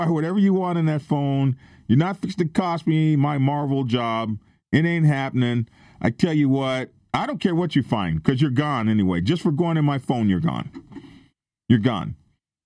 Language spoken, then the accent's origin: English; the South, United States; where I come from, okay, I'm from the South